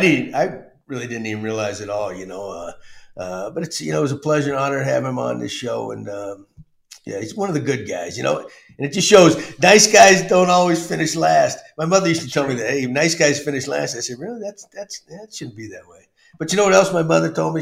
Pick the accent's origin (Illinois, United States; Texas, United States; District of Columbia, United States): Texas, United States; also born or lived in Massachusetts; growing up in Texas